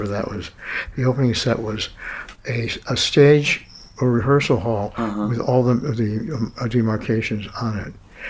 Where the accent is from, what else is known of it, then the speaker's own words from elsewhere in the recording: Chicago, Illinois, United States; I grew up in Chicago.